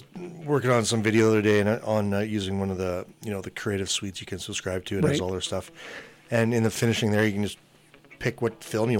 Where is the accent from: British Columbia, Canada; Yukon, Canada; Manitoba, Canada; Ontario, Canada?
Yukon, Canada; I grew up in the Yukon